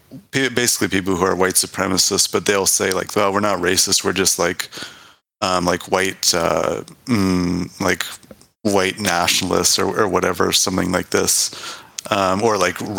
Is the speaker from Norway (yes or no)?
no; Canada; also born or lived in United Kingdom; I studied there, but I'm from Canada